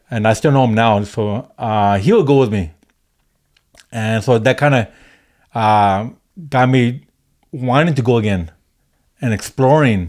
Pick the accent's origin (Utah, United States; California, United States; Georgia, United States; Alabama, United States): California, United States; Maywood; moved away; also born or lived in Highland Park, Los Angeles; I grew up in L A, uh, in the early eighties. Uh, I grew up in Maywood.